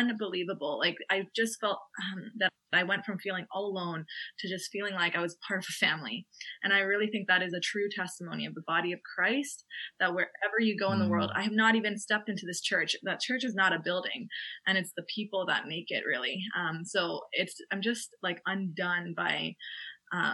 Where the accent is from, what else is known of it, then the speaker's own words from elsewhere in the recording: Canada; moved away as an adult; now in Limerick, Ireland; I'm a Canadian medical student who's studying in Ireland